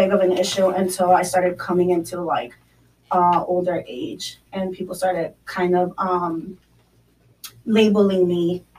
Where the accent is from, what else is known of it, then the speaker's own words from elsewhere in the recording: Mexico City, Mexico; born there; I'll tell them I was born in Mexico, Mexico City. They're like, oh my God, you're not from here.